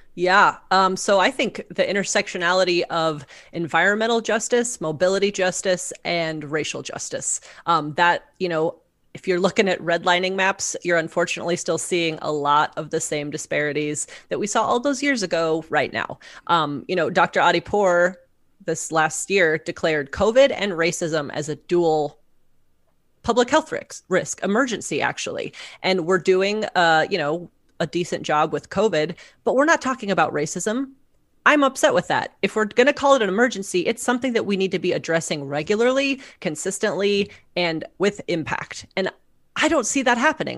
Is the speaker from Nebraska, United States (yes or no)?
yes; Omaha, Nebraska, United States; moved away as an adult; I'm from here. I grew up in District One. Um, and I didn't wanna have to leave my hometown